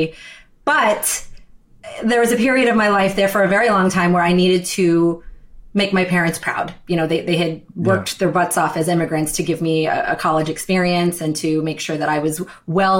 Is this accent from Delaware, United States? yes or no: yes; Wilmington, Delaware, United States; I was born in Wilmington, Delaware